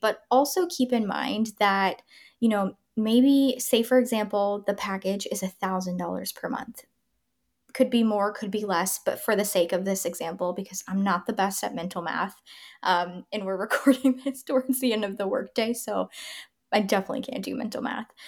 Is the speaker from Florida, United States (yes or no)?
yes; Tampa, Florida, United States; moved away; I'm from Tampa